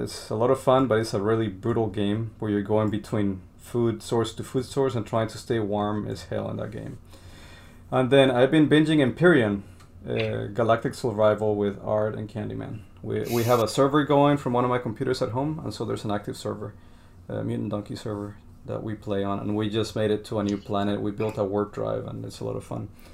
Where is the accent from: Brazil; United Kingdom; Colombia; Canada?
Colombia; moved away; I'm from Colombia